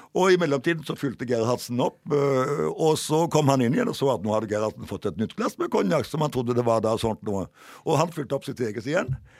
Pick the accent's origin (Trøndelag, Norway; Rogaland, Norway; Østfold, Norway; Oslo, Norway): Rogaland, Norway; Jæren; moved away as an adult; now in Kirkenes, Norway; Rogaland offentlige landsgymnas eh, på Jæren, der jeg vokste opp